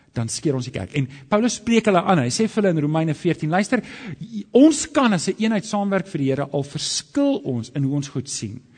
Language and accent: Afrikaans; Alberton, Gauteng, South Africa; ek het groot geword in Johannesburg in Alberton